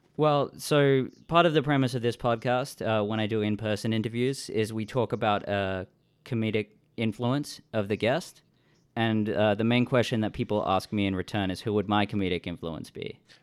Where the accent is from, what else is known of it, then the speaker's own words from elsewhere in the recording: Australia; now in Vancouver, Canada; I'm an Australian living in Vancouver